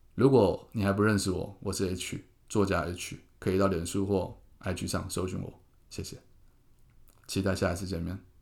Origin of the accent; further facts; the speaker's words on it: Keelung, Taiwan; moved away; also born or lived in Taipei; 杀回我的故乡